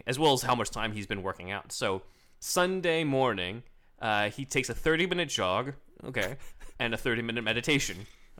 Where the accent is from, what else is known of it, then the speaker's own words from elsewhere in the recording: China; Who? Just my home country.